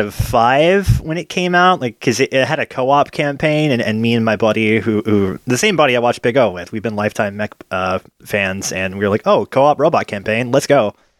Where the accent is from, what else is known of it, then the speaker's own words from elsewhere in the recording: United States; my family had a cable subscription growing up in America